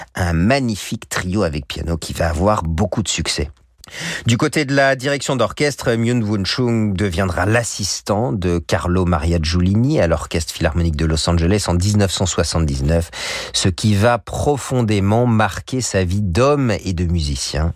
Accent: France; chez nous en France

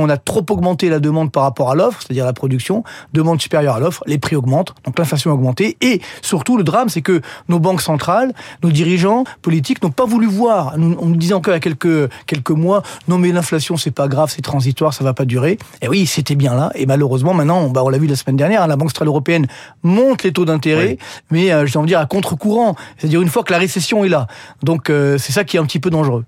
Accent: France; chez nous en France

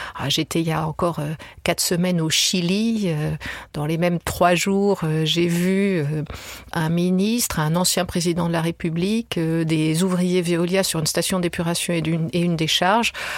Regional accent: France; je suis française

